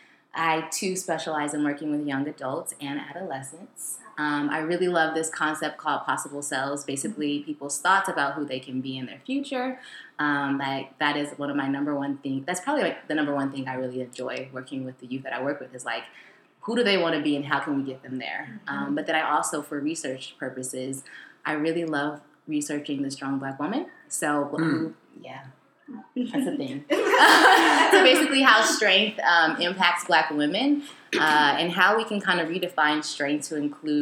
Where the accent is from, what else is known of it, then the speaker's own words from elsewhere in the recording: California, United States; also born or lived in New York / Houston; I am originally from the Bay Area, but I really call myself Tri-Coastal.